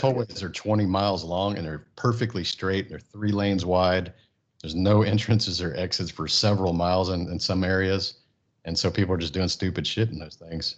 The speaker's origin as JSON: {"language": "English", "town": "Friendswood", "region": "Texas", "country": "United States", "tie": "born or raised there", "also_born_or_lived": "Japan / California / Houston", "said": "I grew up in Friendswood, Texas, a small town"}